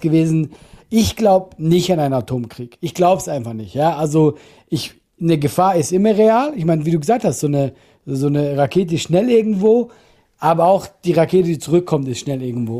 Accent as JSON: {"language": "German", "country": "Switzerland", "said": "ich bin ein halt Schweizer"}